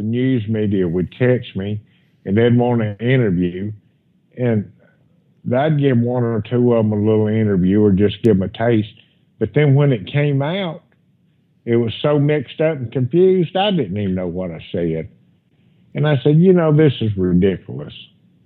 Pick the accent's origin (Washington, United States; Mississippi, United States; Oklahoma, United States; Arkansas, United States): Mississippi, United States; Pascagoula; here in my hometown. And I actually still live right here close to Pascagoula